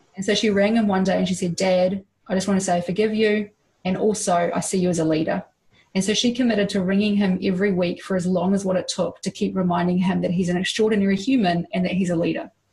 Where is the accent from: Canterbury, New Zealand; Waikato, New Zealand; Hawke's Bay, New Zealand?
Hawke's Bay, New Zealand; born or raised there